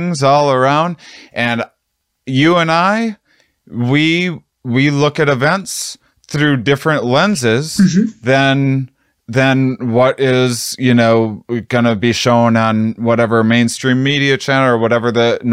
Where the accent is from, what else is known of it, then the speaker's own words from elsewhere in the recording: Midwest, United States; I'm from the Midwest